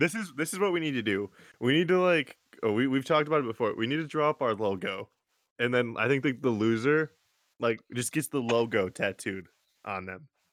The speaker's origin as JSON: {"language": "English", "town": "Jackson", "region": "Michigan", "country": "United States", "tie": "born or raised there", "said": "Jackson, probably where my hometown is"}